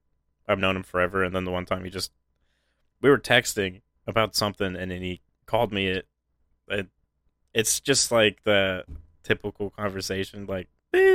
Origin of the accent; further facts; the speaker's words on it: Pennsylvania, United States; I'm from Pennsylvania.